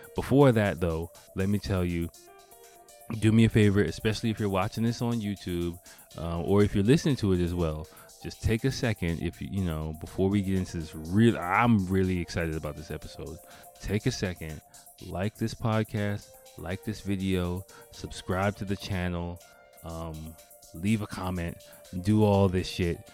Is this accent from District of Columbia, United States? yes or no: yes; Washington, District of Columbia, United States; moved away as an adult; now in Japan; in Washington, D C, like my hometown.